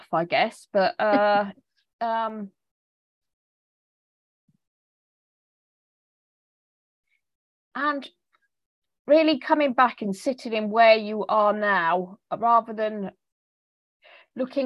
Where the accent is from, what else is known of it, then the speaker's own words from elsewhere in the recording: England, United Kingdom; accent: English; my English accent